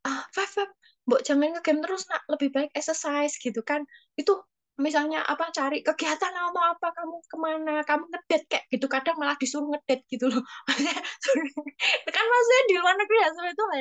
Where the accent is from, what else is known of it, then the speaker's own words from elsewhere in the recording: Java, Indonesia; accent: Javanese (medok); Kalau orang Jawa itu maaf ya, aku nggak, aku memang medok ini.